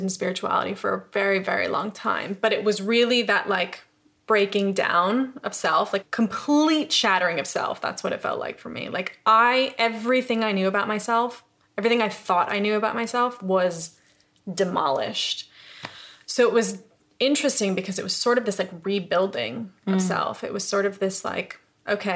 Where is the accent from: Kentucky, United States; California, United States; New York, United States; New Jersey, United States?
New York, United States; upstate; moved away as an adult; also born or lived in Los Angeles; now in London, United Kingdom; I'm from New York. I'm from upstate New York.